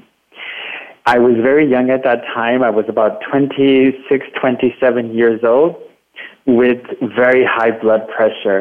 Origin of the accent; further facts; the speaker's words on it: Watsonville, California, United States; my hometown in Watsonville, California